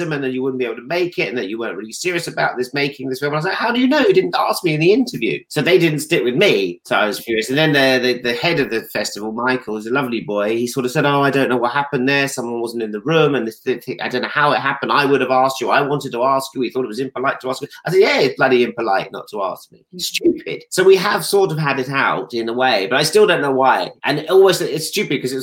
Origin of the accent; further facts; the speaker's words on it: Stanmore, London, United Kingdom; I'm from Stanmore, actually.